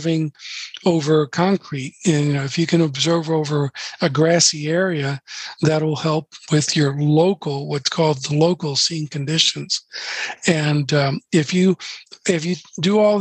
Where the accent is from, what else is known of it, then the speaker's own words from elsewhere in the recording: Florida, United States; I'm from Florida. So I'm from Florida